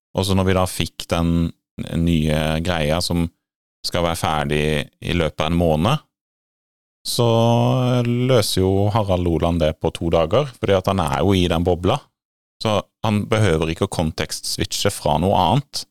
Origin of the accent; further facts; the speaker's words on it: Grimstad, Agder, Norway; hjemme i Rådyrveien i Grimstad